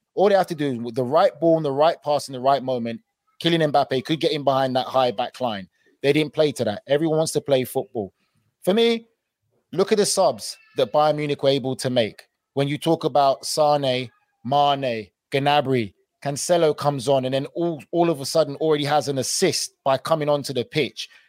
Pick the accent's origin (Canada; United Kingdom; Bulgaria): United Kingdom; England; moved away as an adult; now in United States; I'm English